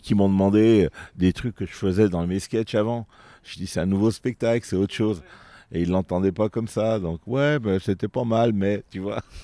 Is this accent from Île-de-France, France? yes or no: no; Vienne, Auvergne-Rhône-Alpes, France; Je suis né euh, à Vienne, euh, ça fait maintenant quelques 57 ans, bientôt 58, au mois d'août, le 19 exact. Et, euh, depuis euh, toutes ces années, je suis un amoureux de ma ville.